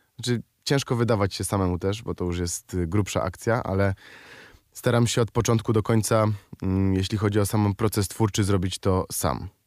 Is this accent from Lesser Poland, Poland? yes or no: yes; Kraków, Lesser Poland, Poland; Ja jestem z Krakowa